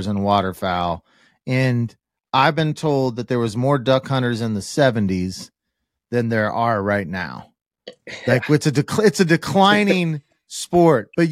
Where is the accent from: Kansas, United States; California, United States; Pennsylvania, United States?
Kansas, United States; I'm from Kansas